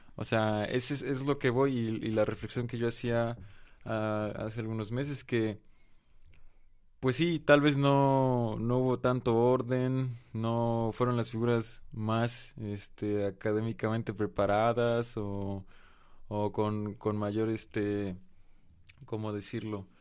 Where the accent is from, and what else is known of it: Mexico